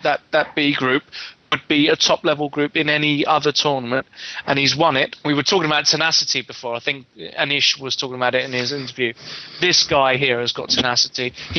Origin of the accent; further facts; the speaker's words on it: England, United Kingdom; I'm English